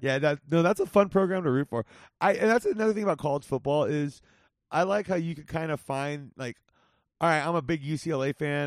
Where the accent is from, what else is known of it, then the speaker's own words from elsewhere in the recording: Whittier, California, United States; my hometown of Whittier